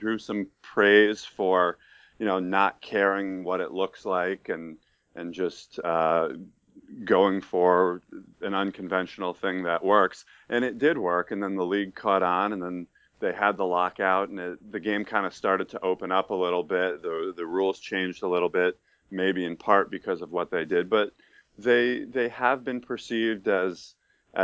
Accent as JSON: {"language": "English", "town": "Troy", "region": "New York", "country": "United States", "tie": "born or raised there", "also_born_or_lived": "Albany, New York"}